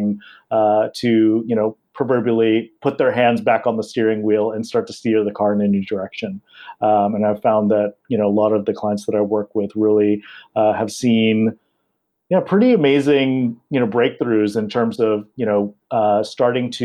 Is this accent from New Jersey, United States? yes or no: no; Los Angeles, California, United States; moved away as an adult; also born or lived in Asia; I'm born and raised in Los Angeles